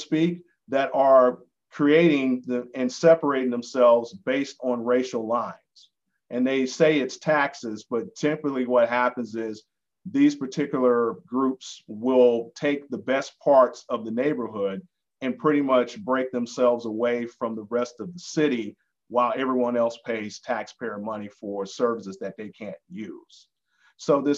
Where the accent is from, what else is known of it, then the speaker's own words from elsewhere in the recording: Atlanta, Georgia, United States; growing up in Atlanta as a Black man